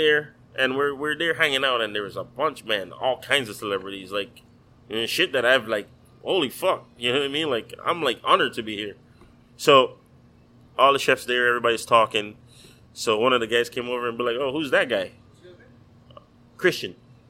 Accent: U.S. Virgin Islands; now in Miami, United States; Like, I came from the Virgin Islands, but for me now, this is home.

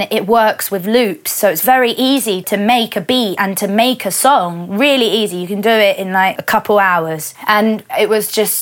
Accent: London, United Kingdom; I would always identify myself as a Londoner

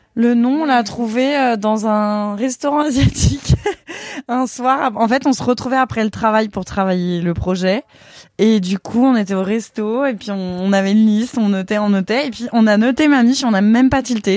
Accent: Lyon, Auvergne-Rhône-Alpes, France; now in Paris, France; moi je suis lyonnaise à la base

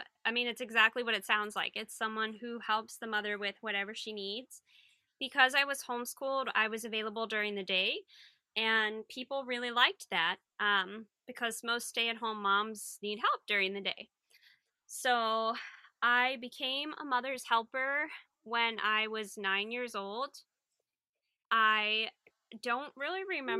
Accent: the South, United States; I'm from the South

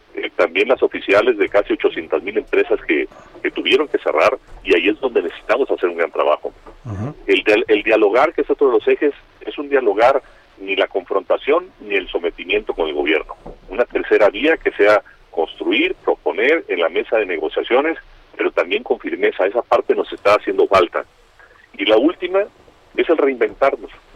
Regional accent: Mexico; mi país

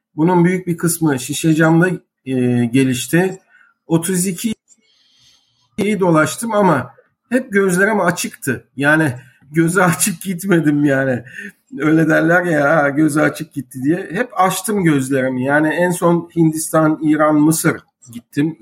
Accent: Istanbul, Turkey; also born or lived in Beşiktaş; İstanbul Fatih 1958 Eylül doğumlu.

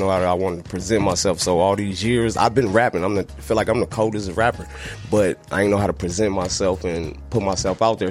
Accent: Mesa, Arizona, United States; also born or lived in St. Louis / Phoenix; I started out in Phoenix like everybody, but moved around, got up into Mesa

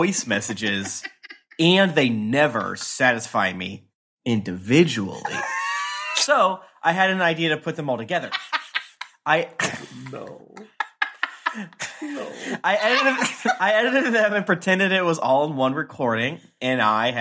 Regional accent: Florida, United States; I'm from Florida

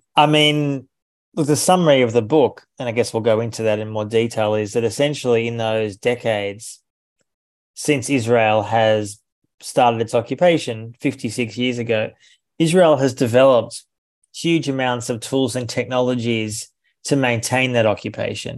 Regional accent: Australia; I'm from Australia

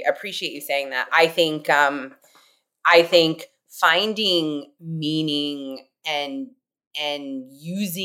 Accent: Indiana, United States; I grew up in Indiana

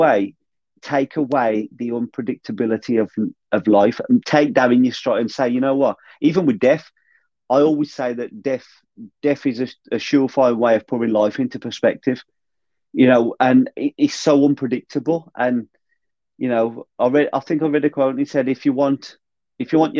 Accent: United Kingdom; as British

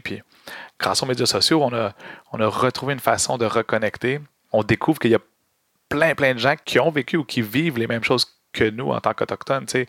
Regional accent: Montreal, Quebec, Canada; j'ai grandi à Montréal

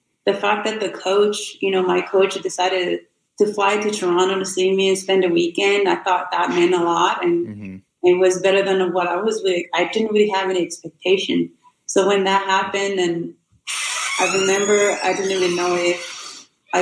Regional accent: Burundi; born or raised there; English is a second language; moved away as an adult; now in United States

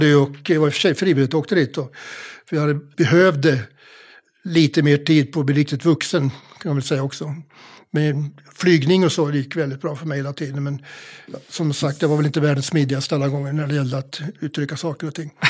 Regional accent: Mjölby, Östergötland, Sweden; moved away; Jag är född i Mjölby

